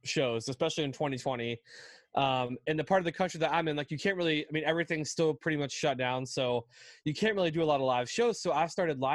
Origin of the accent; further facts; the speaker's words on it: West Virginia, United States; I grew up in West Virginia, which is a very small state in the U.S.